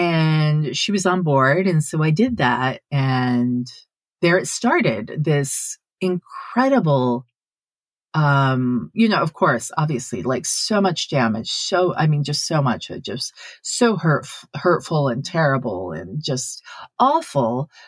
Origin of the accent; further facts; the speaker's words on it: Sendai, Miyagi, Japan; now in United States; one of my friends who I grew up with in Sendai.